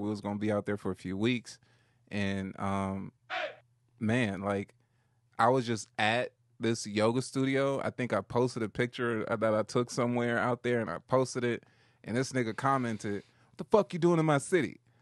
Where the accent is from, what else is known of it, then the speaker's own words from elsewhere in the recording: Compton, California, United States; I'm from Compton. Yeah, I'm from L